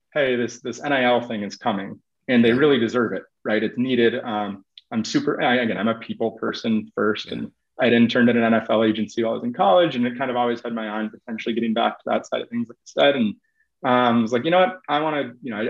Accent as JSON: {"language": "English", "town": "Minneapolis", "region": "Minnesota", "country": "United States", "tie": "born or raised there", "also_born_or_lived": "Oregon", "moved": "as an adult", "said": "I grew up in Minneapolis"}